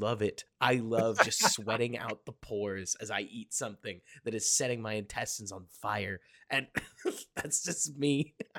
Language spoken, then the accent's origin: English; Texas, United States; as a Texan